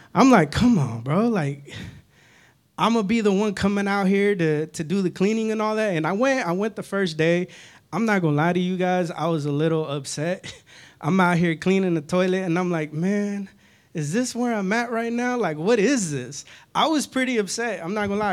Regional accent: Northern California, United States; moved away; I grew up in California, Northern California specifically

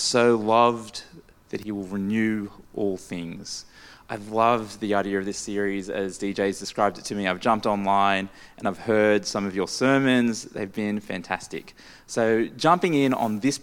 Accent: Maryland, United States; growing up in this area, being a local Maryland boy

